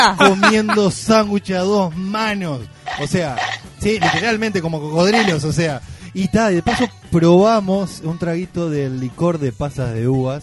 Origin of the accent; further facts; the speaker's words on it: Uruguay; somos los uruguayos